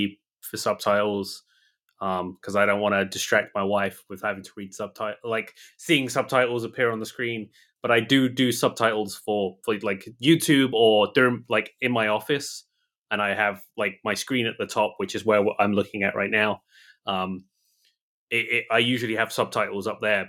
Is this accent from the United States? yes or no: no; United Kingdom; moved away; I'm from Europe, I'm from the UK